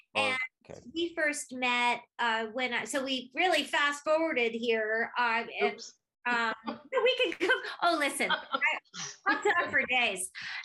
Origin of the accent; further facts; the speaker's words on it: Brooklyn, New York, United States; born there; I was born in Brooklyn, but for the first 5 years, I was on the road with my parents.